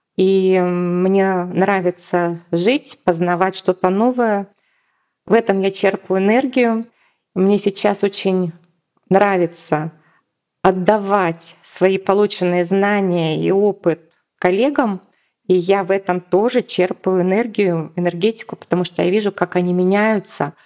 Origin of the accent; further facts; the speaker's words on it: Yekaterinburg, Sverdlovsk Oblast, Russia; moved away as an adult; now in Moscow, Russia; переехала в Москву. Я из Екатеринбурга, то есть я не москвичка. И в 2009 году я взяла и переехала